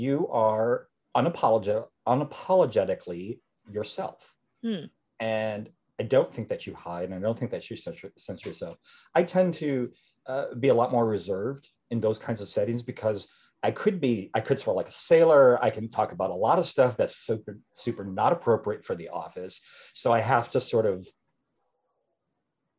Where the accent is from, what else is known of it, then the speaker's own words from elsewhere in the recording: Wisconsin, United States; I was born in a small town in Wisconsin